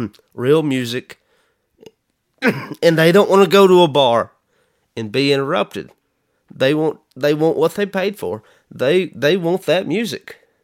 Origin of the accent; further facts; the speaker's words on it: United States; and I'm American